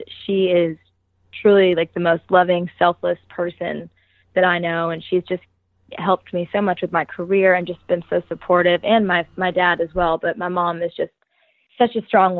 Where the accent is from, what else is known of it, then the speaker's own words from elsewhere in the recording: Boston, Massachusetts, United States; moved away as an adult; now in Nashville, United States; I'm originally from Boston, Massachusetts, and I moved to Nashville about 4 years ago